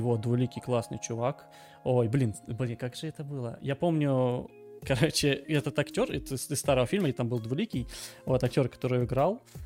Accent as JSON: {"language": "Russian", "region": "Krasnodar Krai", "country": "Russia", "said": "я с Кубани, я более-менее понимаю украинский"}